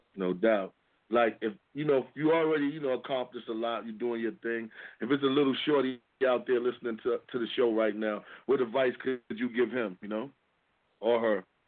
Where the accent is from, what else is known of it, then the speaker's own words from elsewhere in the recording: New York City, New York, United States; I'm from Harlem